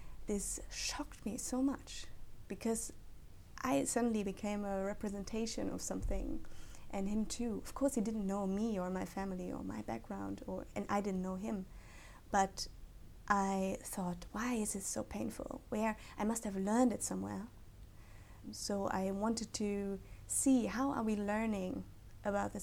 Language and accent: English; Fröndenberg, North Rhine-Westphalia, Germany; English is a second language; moved away as an adult; now in Cambridge, United Kingdom; I'm from Germany. I'm coming from the Ruhr area, which is very much a working class zone in Germany